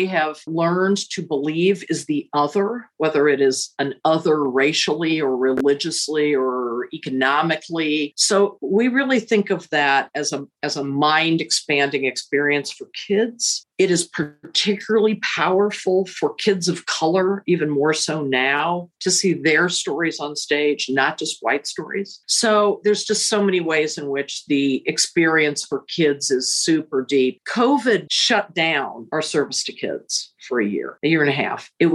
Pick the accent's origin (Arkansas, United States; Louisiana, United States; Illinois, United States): Illinois, United States; Central; also born or lived in Chicago, Illinois; now in Indianapolis, United States; I was raised in Central Illinois